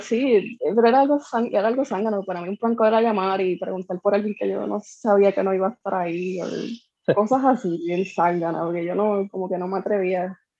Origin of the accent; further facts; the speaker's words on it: Corozal, Puerto Rico; also born or lived in San Juan; now in Bayamón, Puerto Rico; estoy viviendo acá, llevo años viviendo acá, pero soy de Corozal originalmente